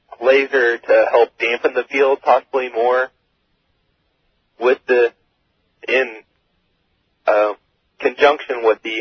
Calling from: Oak Grove, Missouri, United States; Oak Grove, Missouri.

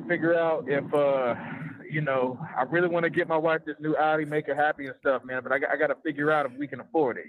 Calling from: Texas, United States; I'm actually calling from Texas, man.

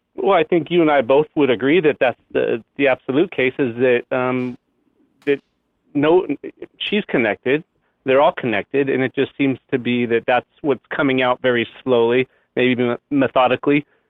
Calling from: Temecula, California, United States; I'm calling from Temecula, California

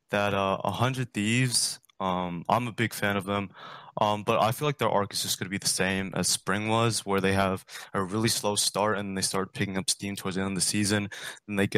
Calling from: Virginia, United States

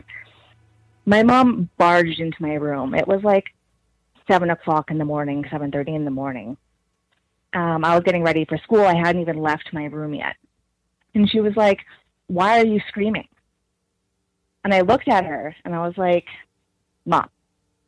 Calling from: Regina, Saskatchewan, Canada; I'm calling from Regina, Saskatchewan.

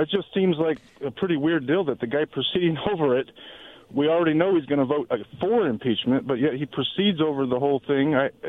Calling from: Mattawa, Washington, United States; Yeah, this is … from Mattawa.

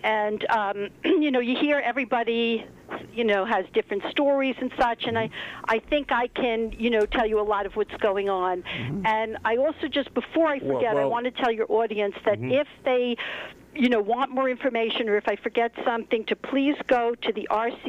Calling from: Pomona, New York, United States; I'm calling from Pomona.

